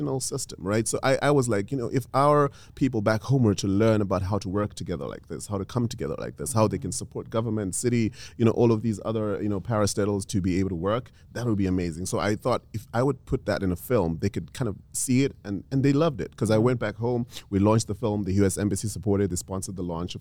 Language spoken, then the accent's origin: English; Zimbabwe; I came all the way from Zimbabwe for EntreFEST